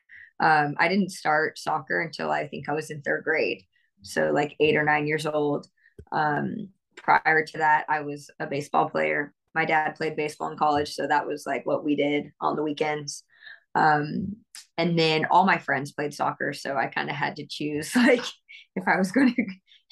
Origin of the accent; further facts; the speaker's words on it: Bay Area, Northern California, United States; also born or lived in New Jersey; I was born in New Jersey, surprisingly enough. But I was definitely raised in Northern California.